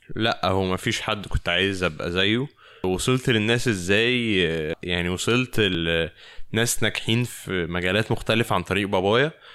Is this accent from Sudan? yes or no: no; Egypt; now in Paris, France; من مصر